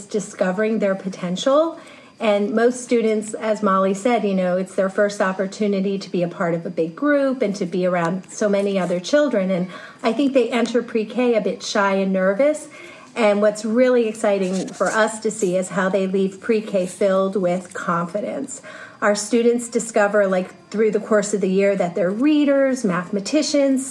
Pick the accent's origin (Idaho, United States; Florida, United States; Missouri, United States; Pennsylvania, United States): Pennsylvania, United States; I grew up in Pennsylvania